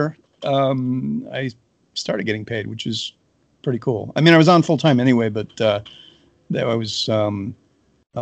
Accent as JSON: {"language": "English", "town": "Chicago", "region": "Illinois", "country": "United States", "also_born_or_lived": "Boston", "moved": "yes", "said": "I'm not from North Carolina. I'm from Chicago, but I was living in Boston at the time"}